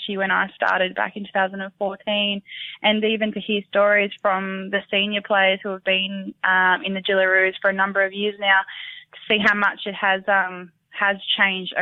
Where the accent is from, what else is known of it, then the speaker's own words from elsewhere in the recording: Bega, New South Wales, Australia; I'm from Bega, born and bred from Bega